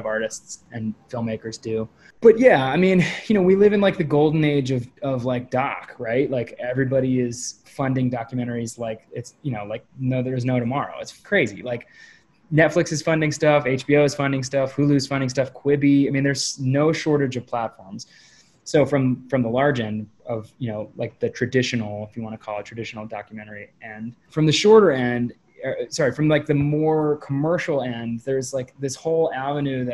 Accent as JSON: {"language": "English", "region": "New Hampshire", "country": "United States", "tie": "born or raised there", "moved": "yes", "said": "I grew up climbing in New Hampshire"}